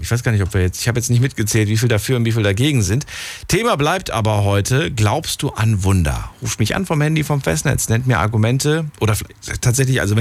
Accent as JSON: {"language": "German", "town": "Obertshausen", "region": "Hesse", "country": "Germany", "said": "Obertshausen, Kreis Offenbach."}